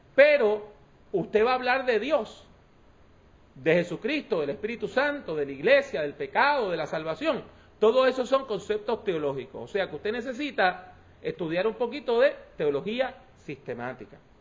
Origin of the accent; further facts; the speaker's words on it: Puerto Rico; yo soy puertorriqueño, caribeño